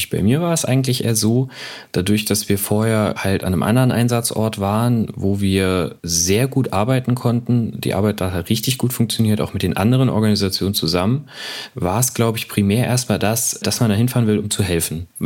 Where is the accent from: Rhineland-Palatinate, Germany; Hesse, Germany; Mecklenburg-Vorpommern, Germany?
Hesse, Germany; Eschwege; Aus Eschwege.